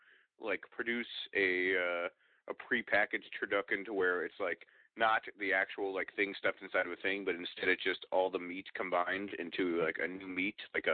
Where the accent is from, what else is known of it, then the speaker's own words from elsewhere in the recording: Chicago, Illinois, United States; moved away; also born or lived in Colorado; I grew up in Chicago